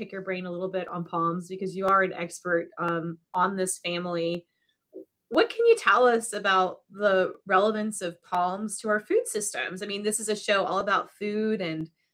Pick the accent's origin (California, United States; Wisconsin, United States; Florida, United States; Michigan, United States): Florida, United States; moved away; I hadn't been home in Florida for a couple of years